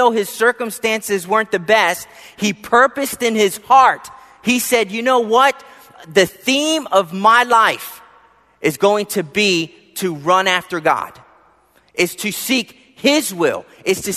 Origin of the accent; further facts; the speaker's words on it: Philadelphia, Pennsylvania, United States; growing up in Philadelphia